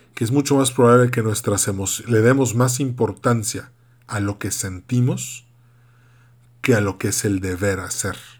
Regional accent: Yucatán, Mexico; also born or lived in Monterrey, Nuevo León; yo soy yucateco. Mitad yucateco, mitad regiomontano

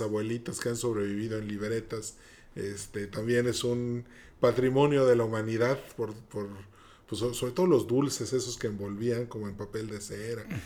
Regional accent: Yucatán, Mexico; soy yucateco

